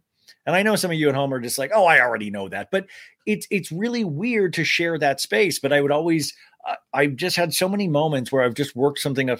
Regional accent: Kansas, United States; also born or lived in Arizona; now in New York, United States; I grew up in Kansas. I grew up in a small town in Kansas. And then we moved to Arizona.

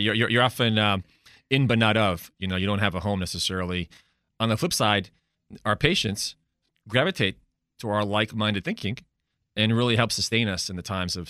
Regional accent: New Jersey, United States; So I am originally from New Jersey. I grew up as a Greek, first-generation Greek, with one foot in the traditional world and one foot in the American world.

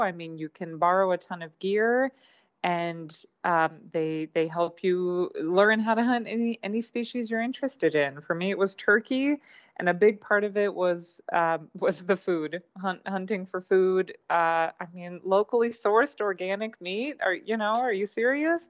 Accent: Hungary; also born or lived in California / Wisconsin; now in Vallejo, United States; I am a Californian, though I grew up mostly in Hungary in Eastern Europe. I was was born in Hungary.

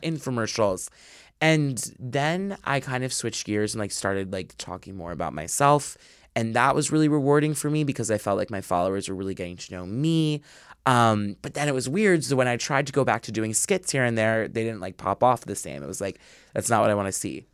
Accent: suburbs outside of Philadelphia, Pennsylvania, United States; was born and raised, like, right in the suburbs, like, outside of Philly

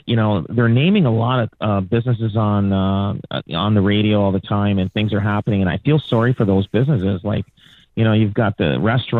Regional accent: Canada; born and raised in Canada.

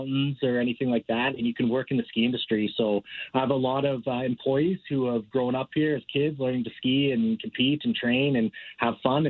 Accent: Calgary, Alberta, Canada; I grew up in Calgary, born and raised

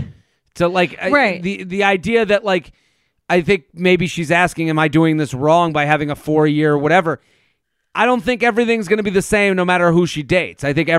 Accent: Boston, Massachusetts, United States; well, I'm from Boston, and we give it extra time. I know people from Boston that got married outside, you know, after college.

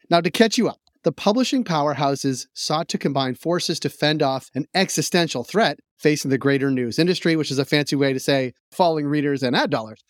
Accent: United States; I being American

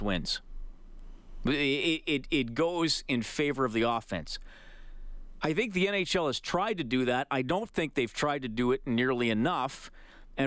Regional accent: Canada; because we are Canadian

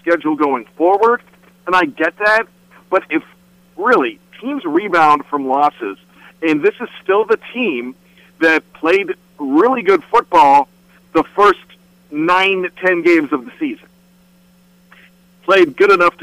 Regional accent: Western Pennsylvania, United States; growing up in Western Pennsylvania

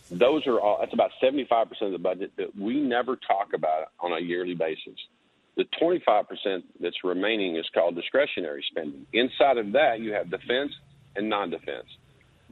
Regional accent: Arkansas, United States; now in Oklahoma, United States; I'm originally from Arkansas

